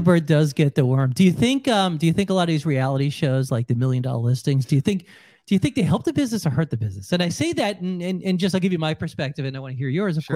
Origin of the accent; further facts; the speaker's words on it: New York, United States; moved away; I'm from New York